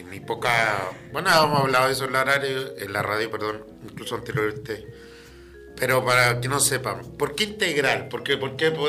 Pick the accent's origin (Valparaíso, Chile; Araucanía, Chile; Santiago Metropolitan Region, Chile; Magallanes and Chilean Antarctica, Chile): Valparaíso, Chile; now in Antofagasta, Chile; Yo, por lo menos que vengo de Valpo